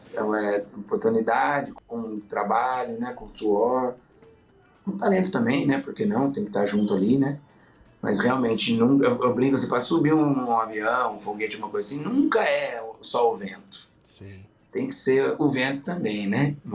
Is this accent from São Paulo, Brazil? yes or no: yes; Taubaté, São Paulo, Brazil; Eu sou, sou do interior de Tabaté, eu tava na cap... no interior de São Paulo, Tabaté, tava na capital.